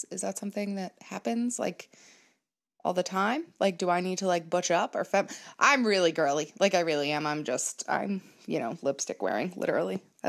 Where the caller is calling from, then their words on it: Massachusetts, United States; I am a listener from Massachusetts